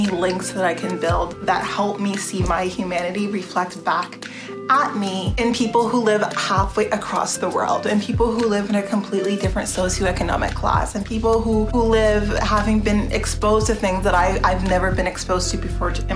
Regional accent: Canada; I see myself as Canadian

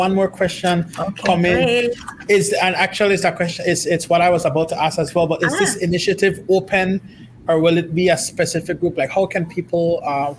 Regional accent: Dangriga, Stann Creek District, Belize; I grew up in Belize. I come from a small community in Dangriga

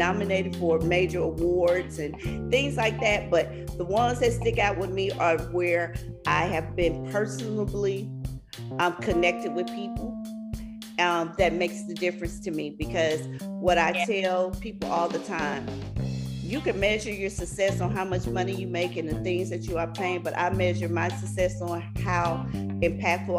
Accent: Louisiana, United States; I'm from Louisiana, so we do cotillions and debutantes all the time

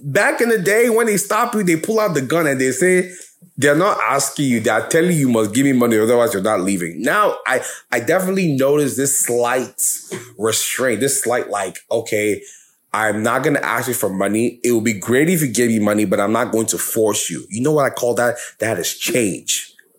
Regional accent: New York, United States; I'm from New York

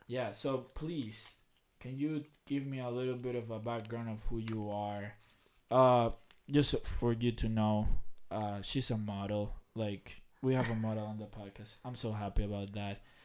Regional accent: Dominican Republic; now in Lebanon, United States; the city I grew up at in Dominican Republic

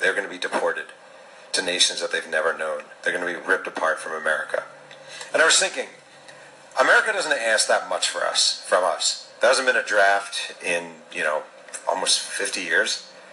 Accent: New York, United States; I'm an American because my parents had sex here, my mom's womb was here when I came out of it

